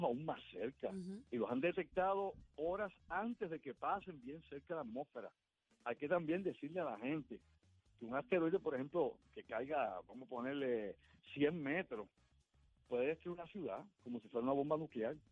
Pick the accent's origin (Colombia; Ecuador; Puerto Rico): Puerto Rico; Ponce; yo soy de Ponce